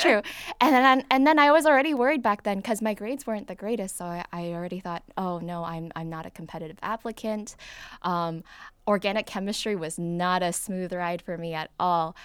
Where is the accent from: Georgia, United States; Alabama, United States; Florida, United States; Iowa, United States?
Florida, United States; Davie; I grew up in South Florida. I was more in the suburbs, so like Davie, Florida